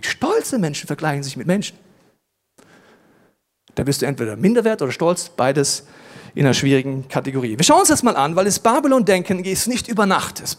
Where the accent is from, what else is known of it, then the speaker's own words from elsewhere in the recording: Germany; Ja, ich komme aus Deutschland, ist ja ganz klar.